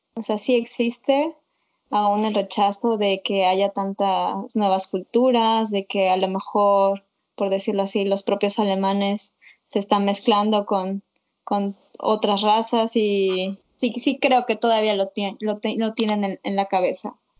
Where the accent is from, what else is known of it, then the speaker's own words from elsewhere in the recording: Mexico; moved away as an adult; now in Berlin, Germany; nosotros venimos de México